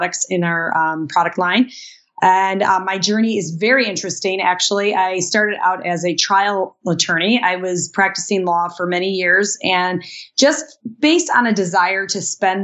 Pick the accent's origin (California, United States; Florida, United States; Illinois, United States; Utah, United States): Illinois, United States; Chicago; we're from Chicago